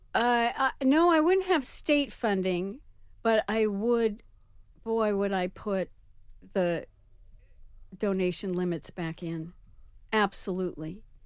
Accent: New York, United States; also born or lived in San Francisco; as a New Yorker

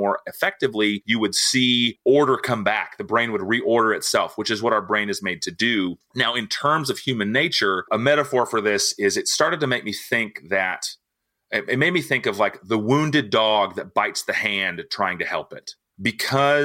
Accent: Nixa, Missouri, United States; born or raised there; also born or lived in Tulsa, Oklahoma

